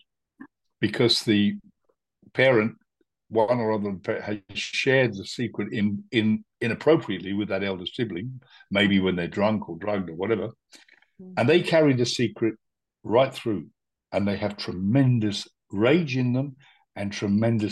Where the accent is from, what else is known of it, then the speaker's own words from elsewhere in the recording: India; now in Spain; I was born in India.